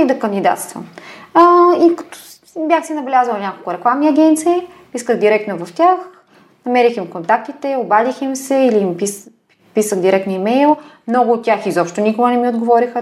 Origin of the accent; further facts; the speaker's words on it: Bulgaria; also born or lived in Milan, Italy; аз съм от България